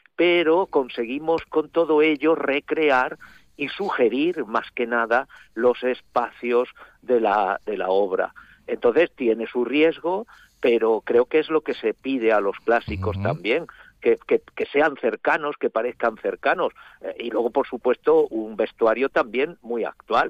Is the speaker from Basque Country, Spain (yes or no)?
no; Alzira, Valencian Community, Spain; somos o los valencianos de Alcira o los de Alcira